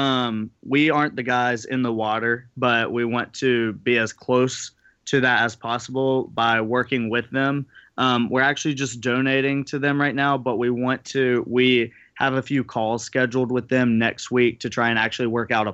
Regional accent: South Carolina, United States; We both grew up here

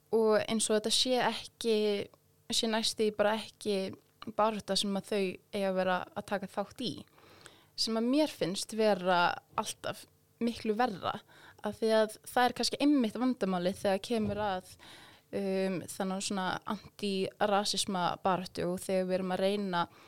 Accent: Iceland; Íslandingar eins og ég

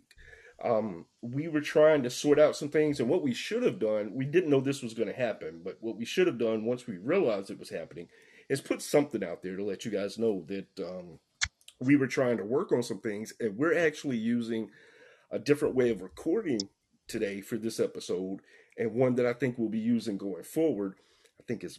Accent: the South, United States; We're all three from the South

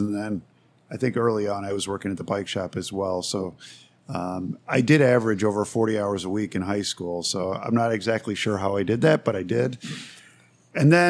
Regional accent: Downers Grove, Illinois, United States; I did grow up in Downers Grove, and I still live there

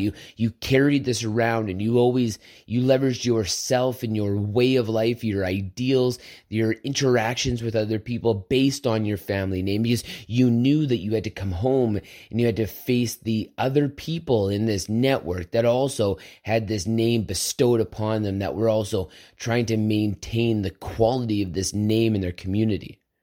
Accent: Southern Alberta, Canada; I grew up on a farm. I grew up in Southern Alberta where this meant something

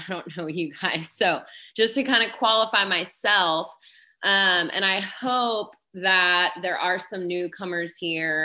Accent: Dallas, Texas, United States; I am from Dallas, Texas

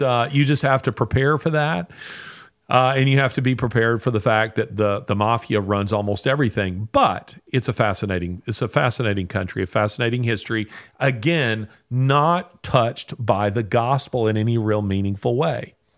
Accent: United States; I, as American

